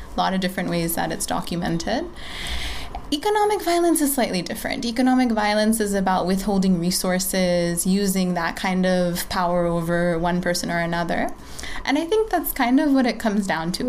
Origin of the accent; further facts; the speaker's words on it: Bangladesh; also born or lived in United States; now in Patna, India; I'm from Bangladesh